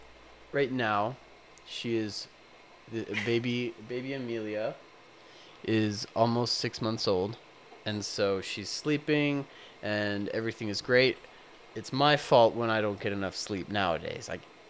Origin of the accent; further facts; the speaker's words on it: Calgary, Alberta, Canada; I am from Calgary.